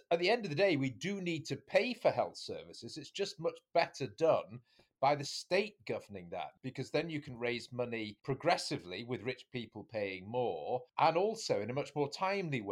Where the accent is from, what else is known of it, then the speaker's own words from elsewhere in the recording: the north of England, United Kingdom; We're all brothers from the North